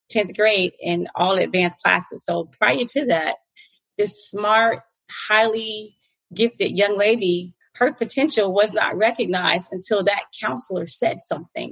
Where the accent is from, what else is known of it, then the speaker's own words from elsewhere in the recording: Fort Lauderdale, Florida, United States; moved away as an adult; now in Atlanta, United States; I was born and raised in the Fort Lauderdale Beach, Broward County area